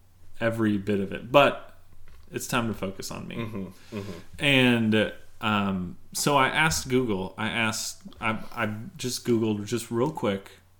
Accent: United States; because I'm American.

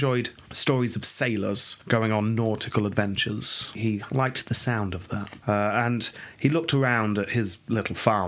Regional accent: England, United Kingdom; growing up in England

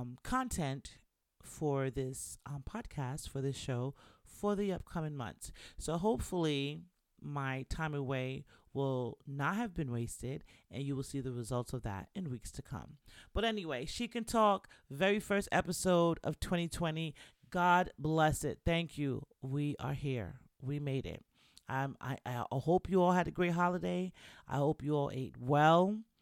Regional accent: Bronx, New York, United States; you should know by now that I'm Jamaican. If you didn't know, if you're new to the show, welcome to She Can Talk. … I'm Jamaican from the Bronx

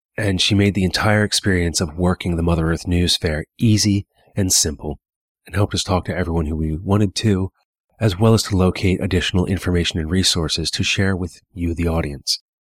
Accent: Hagerstown, Maryland, United States; now in Pennsylvania, United States; my hometown of Hagerstown, Maryland

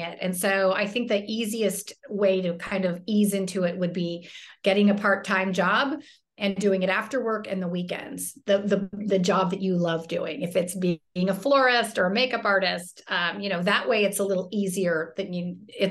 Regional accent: Fairfax, California, United States; I grew up in Fairfax, which is like kind of a very low-key town.

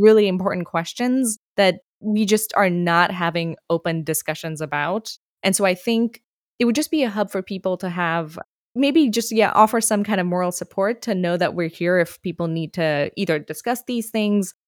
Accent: India; moved away as an adult; now in United States; I grew up in India, and when I went to the U S

